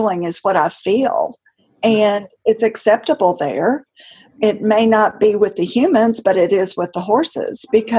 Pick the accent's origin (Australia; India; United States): United States; the South; I grew up in the South